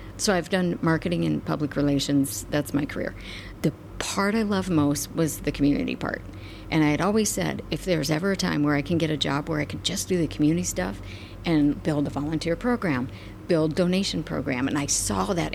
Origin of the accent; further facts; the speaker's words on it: Midwest, United States; now in Omaha, United States; I grew up in the Midwest. I'm a small town grown-up kid